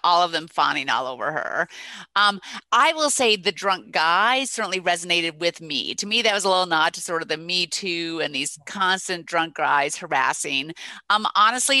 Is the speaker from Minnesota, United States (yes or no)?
yes; Minnesota, United States; my home state, Minnesota